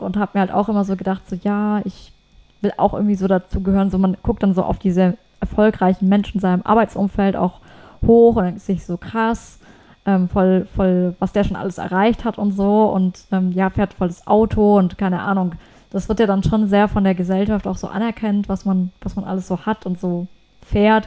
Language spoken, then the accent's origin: German; Germany; bei uns in Deutschland